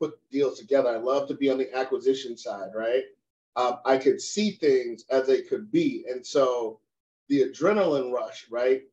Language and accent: English; United States; I'm an American, right? Proud of the USA